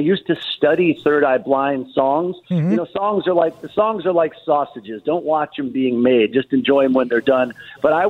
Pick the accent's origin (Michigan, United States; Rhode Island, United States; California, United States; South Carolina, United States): Michigan, United States; Detroit; also born or lived in Los Angeles; now in Nashville, United States; I grew up in Detroit. I come back all the time, but I'm in Nashville now.